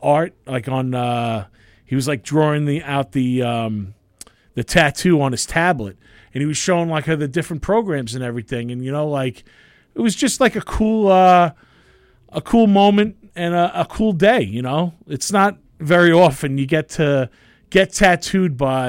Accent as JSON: {"language": "English", "town": "Bellmore", "region": "New York", "country": "United States", "said": "I'm from Belmore"}